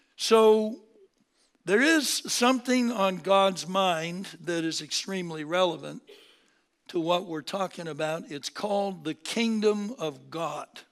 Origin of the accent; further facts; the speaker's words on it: Seattle, Washington, United States; moved away as an adult; also born or lived in Berkeley, California; born and raised in Seattle, uh, came down to California